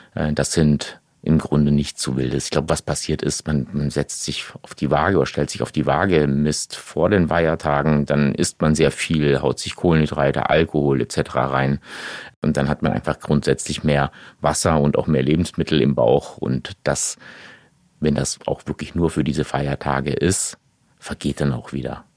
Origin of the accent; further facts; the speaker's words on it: Portugal; Ich bin ja Portugiese, ja, ne, habe auch noch einen portugiesischen Pass